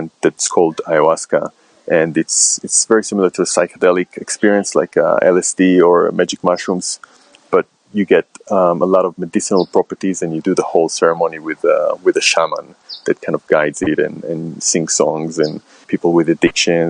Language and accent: English; Israel; moved away as an adult; now in London, United Kingdom; I'm originally from Israel and I moved to London in 2008.